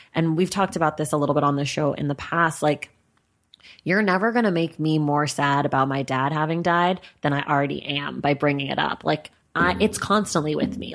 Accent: Oakland, California, United States; also born or lived in New York; now in Los Angeles, United States; I'm from Oakland and I'm here in L

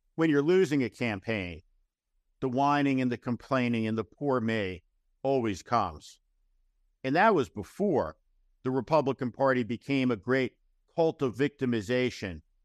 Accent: Park City, Utah, United States; Park City, Utah is my hometown

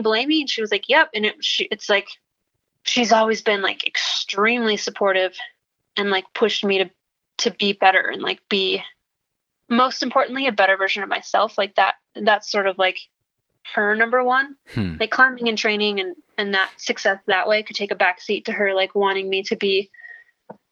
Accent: Wisconsin, United States; moved away; also born or lived in Minnesota; I'm from Wisconsin.

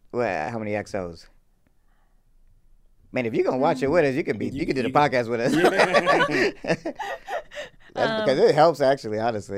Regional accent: Georgia, United States; I'm from Georgia.

